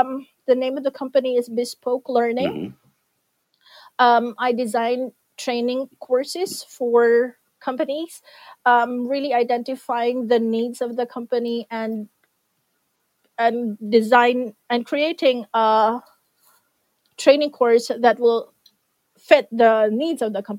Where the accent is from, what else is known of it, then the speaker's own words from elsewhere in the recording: Philippines; I always proudly say I'm from the Philippines, and I say it with so much pride because I know what we can do as a country.